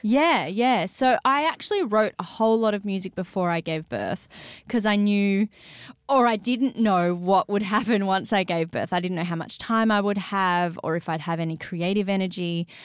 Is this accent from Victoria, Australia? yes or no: no; Sydney, New South Wales, Australia; the Sydney I grew up in.